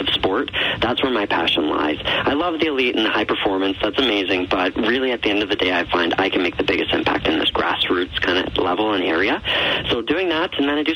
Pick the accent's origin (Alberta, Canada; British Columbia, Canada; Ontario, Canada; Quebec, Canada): Alberta, Canada; Calgary; I'm a Calgary boy